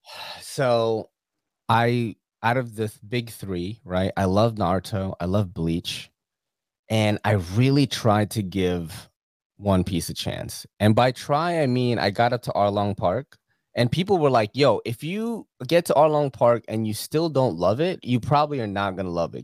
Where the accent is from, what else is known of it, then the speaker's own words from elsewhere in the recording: Philippines; now in United States; I've been watching anime since I was a kid in the Philippines. I was born in the Philippines.